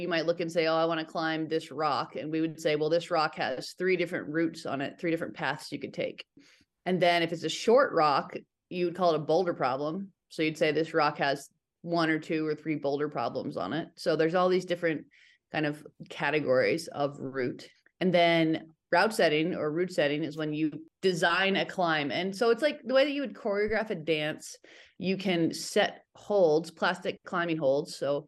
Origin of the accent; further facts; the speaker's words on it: Reno, Nevada, United States; I grew up in Reno, Northern Nevada, and it's near Lake Tahoe, and there's a fair amount of rock there.